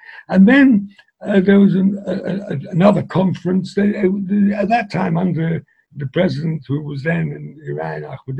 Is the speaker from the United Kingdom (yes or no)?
yes; England, United Kingdom; Because I was brought up in England, I was able to speak easier in English than a lot of them.